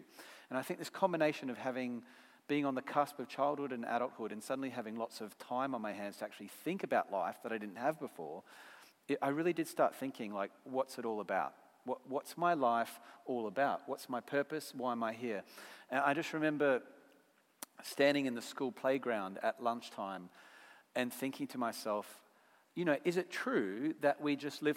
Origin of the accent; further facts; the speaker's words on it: Brisbane, Queensland, Australia; accent: Aussie; moved away as an adult; now in United Kingdom; Where I come from in Brisbane, Australia